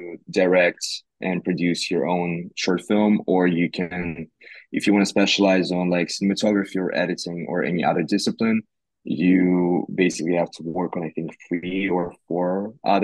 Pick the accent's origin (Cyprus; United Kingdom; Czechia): Cyprus; also born or lived in Russia; now in Los Angeles, United States; I grew up on an island called Cyprus in Eastern Mediterranean